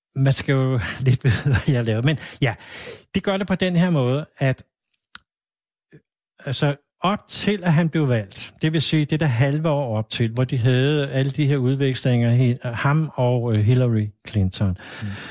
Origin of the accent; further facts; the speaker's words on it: Hvidovre, Capital Region of Denmark, Denmark; jeg er jo faktisk født i Hvidovre